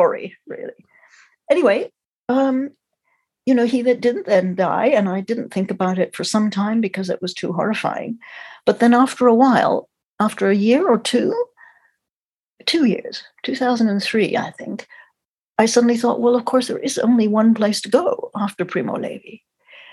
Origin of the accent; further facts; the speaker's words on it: Montreal, Quebec, Canada; also born or lived in London; I was born in London, the end of the war. I'm the same age as he was. And then when I was about four and a half, my parents emigrated to Canada. So I grew up in Montreal